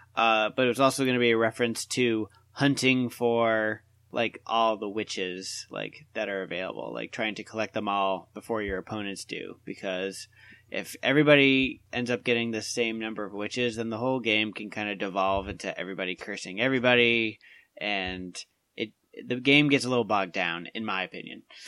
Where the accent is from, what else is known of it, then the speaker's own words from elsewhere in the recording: Portsmouth, New Hampshire, United States; we have one in Portsmouth, which is uh, my hometown